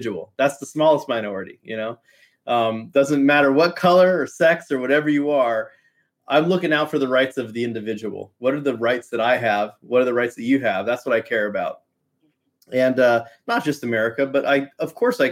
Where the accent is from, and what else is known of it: United States